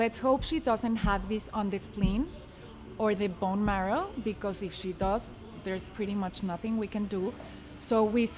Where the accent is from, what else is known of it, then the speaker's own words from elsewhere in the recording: Mexico City, Mexico; moved away; I was born and raised in Mexico City.